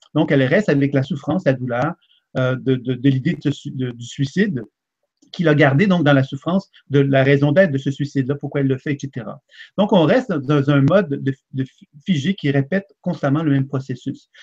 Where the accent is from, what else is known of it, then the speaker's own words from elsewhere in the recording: Quebec, Canada; je suis un Québécois